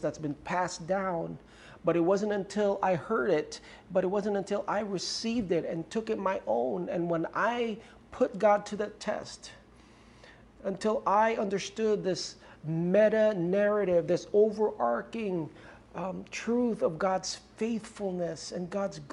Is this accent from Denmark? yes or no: no; Romblon, Mimaropa, Philippines; I grew up in Ojongan Romblon, small island in the center of the Pacific Ocean with no running water at that time and no electricity.